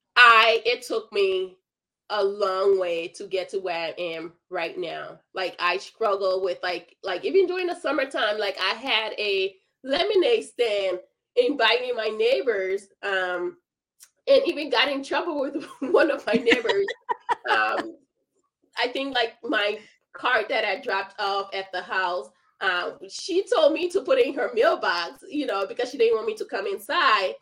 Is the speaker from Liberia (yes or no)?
yes; Liberia; moved away; I'm originally from Liberia